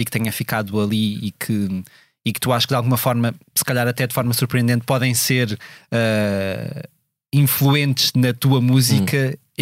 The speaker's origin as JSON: {"language": "Portuguese", "town": "Coimbra", "region": "Centro", "country": "Portugal", "tie": "born or raised there", "also_born_or_lived": "Mozambique", "moved": "as an adult"}